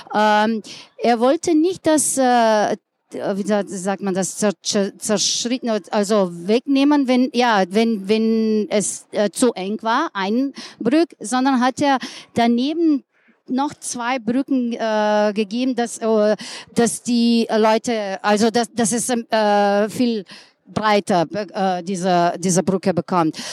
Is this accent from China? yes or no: no; Ljubljana, Slovenia; German is a second language; Ich komme aus Ljubljana, bin dort geboren, äh, ganzes Leben dort gelebt